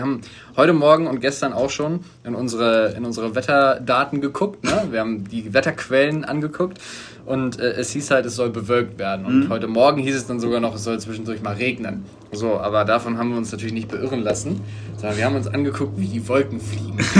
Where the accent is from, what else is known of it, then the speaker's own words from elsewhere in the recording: Germany; als Deutsche